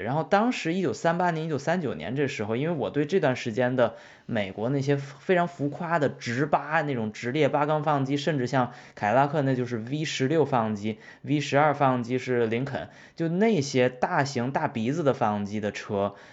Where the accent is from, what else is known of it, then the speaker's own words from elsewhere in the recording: China; moved away; 我们中国人